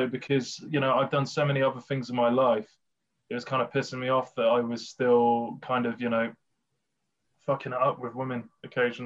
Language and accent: English; Bath, South West England, United Kingdom; moved away; That's where I'm from originally, Bath.